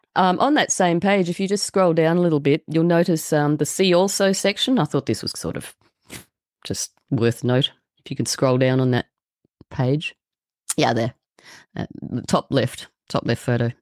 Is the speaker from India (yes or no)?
no; Australia; I'm from Australia